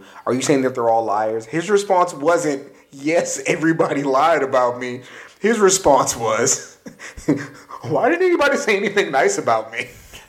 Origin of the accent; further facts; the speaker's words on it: San Antonio, Texas, United States; we're from San Antonio, from Texas.